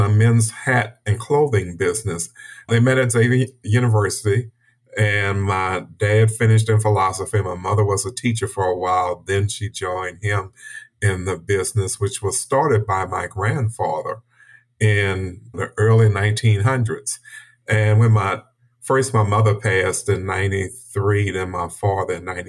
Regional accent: New Orleans, Louisiana, United States; I grew up in Central City, which is like uptown New Orleans

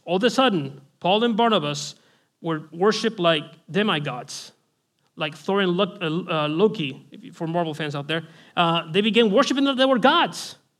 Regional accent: Spain; I'm from Spain, Roman Catholicism

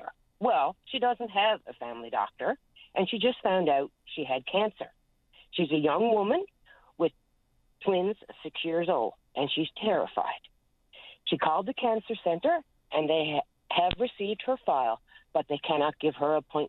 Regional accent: West Coast, Newfoundland and Labrador, Canada; I'm from the West Coast

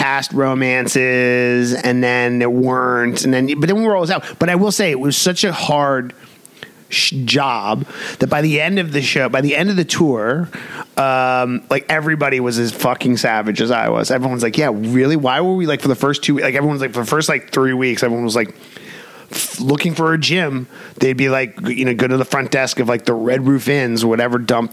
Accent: New York City, New York, United States; moved away as an adult; I grew up in New York City

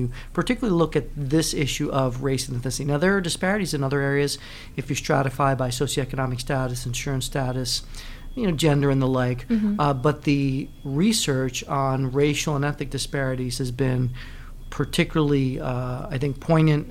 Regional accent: Puerto Rico; I'm originally from Puerto Rico, grew up in a bilingual, bicultural home

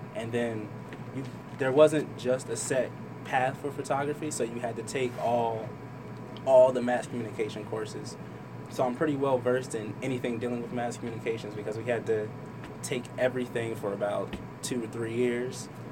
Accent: Trenton, New Jersey, United States; also born or lived in Hamilton, New Jersey; Grew up in Trenton with my mom and well, my mom and dad

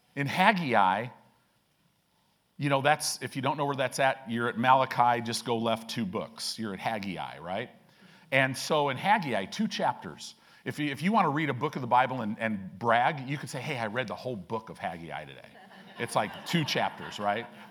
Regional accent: Illinois, United States; now in Omaha, United States; I grew up in Illinois

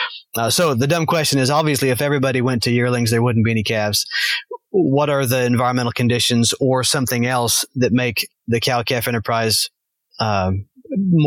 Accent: Arkansas, United States; moved away; I grew up in Arkansas

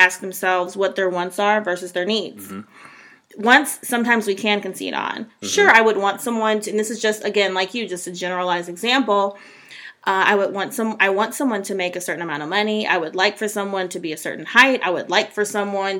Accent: Cleveland, Ohio, United States; we're from Cleveland

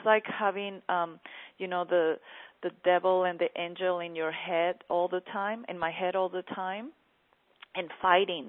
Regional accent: Mexico

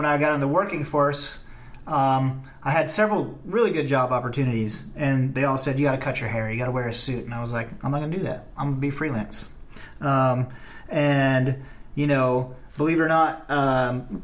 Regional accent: the South, United States; I'm from the South

